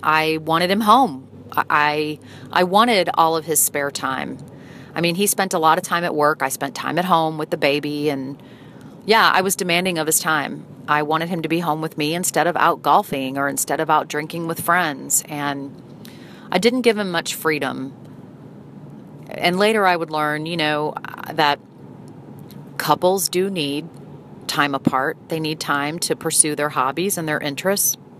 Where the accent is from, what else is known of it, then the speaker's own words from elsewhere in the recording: St. Louis, Missouri, United States; moved away as an adult; my hometown of St. Louis